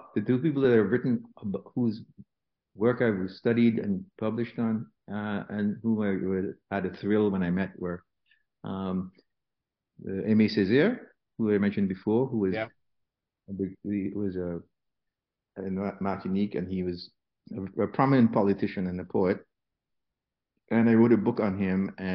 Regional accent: Antigua & Barbuda; moved away; When I was growing up in Antigua, I was taught classical piano

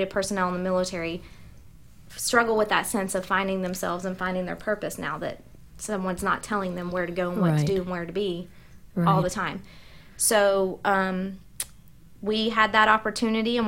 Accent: the South, United States; accent: southern; now in Northern Virginia, United States; she heard my southern accent

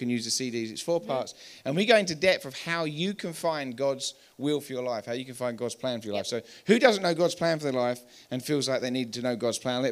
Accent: England, United Kingdom; moved away as an adult; now in Colorado, United States

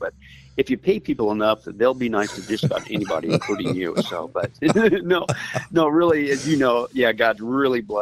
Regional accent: southeast Kansas, United States; I grew up in Kansas, in that southeast corner at that time

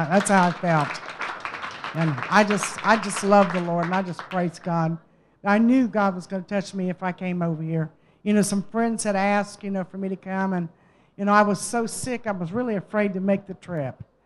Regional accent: United States; I'm from the United States.

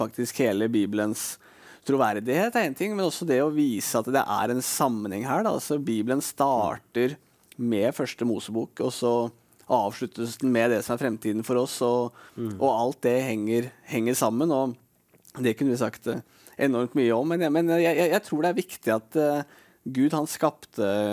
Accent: Norway; jeg er nordmann

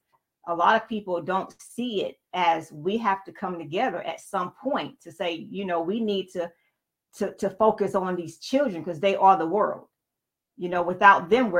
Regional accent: Panama City, Florida, United States; now in Fayetteville, United States; And being that it was a small community, we were in a good old boy town. We're from Panama City, Florida.

